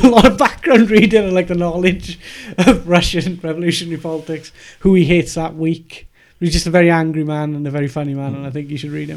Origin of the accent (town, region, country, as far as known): Wales, United Kingdom; accent: Welsh